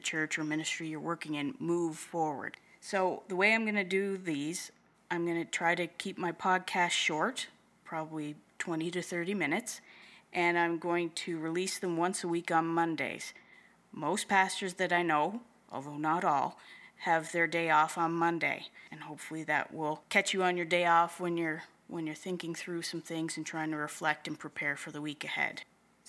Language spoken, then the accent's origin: English; Prince Edward Island, Canada; also born or lived in Moncton, New Brunswick / Halifax, Nova Scotia / Wolfville, Nova Scotia; I was born and raised on Prince Edward Island in Canada.